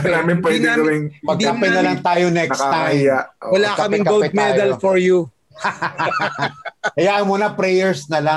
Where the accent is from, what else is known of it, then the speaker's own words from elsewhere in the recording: Philippines; uh, you feel proud of being a Filipino, but at the same time, uh, you don't forget what we're going through.